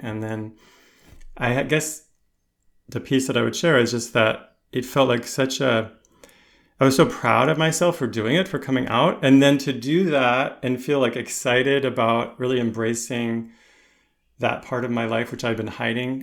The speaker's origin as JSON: {"language": "English", "country": "United States", "tie": "born or raised there", "also_born_or_lived": "Connecticut", "moved": "yes", "said": "I grew up in, in the, on the East Coast, around New York City"}